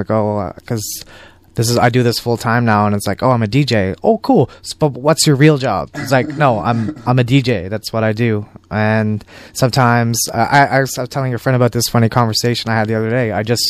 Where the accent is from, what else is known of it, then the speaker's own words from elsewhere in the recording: San Francisco, California, United States; And it's not like growing up in San Francisco, you can just go to a local record store and you can find all the stuff.